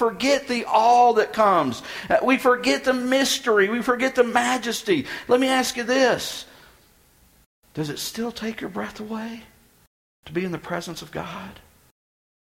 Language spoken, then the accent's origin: English; Texas, United States; moved away; I'm from Texas